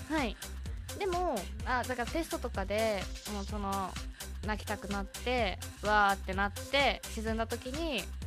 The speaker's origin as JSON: {"language": "Japanese", "region": "Tokyo", "country": "Japan", "tie": "born or raised there", "also_born_or_lived": "Urayasu, Chiba", "said": "生まれたのは東京です"}